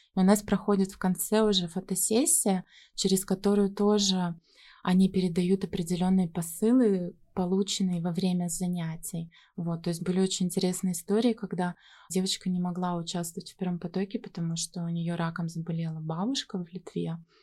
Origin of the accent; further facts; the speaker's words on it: Yekaterinburg, Sverdlovsk Oblast, Russia; moved away; Я сама из Екатеринбурга